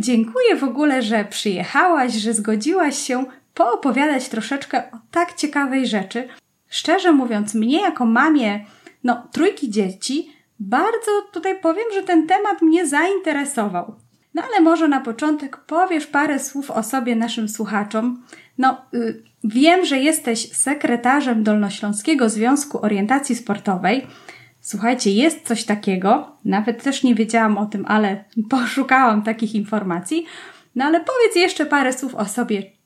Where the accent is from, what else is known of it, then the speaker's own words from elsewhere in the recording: Kłodzko, Lower Silesian Voivodeship, Poland; wychowałam się w Kłodzku, czyli w centrum Kotliny Kłodzkiej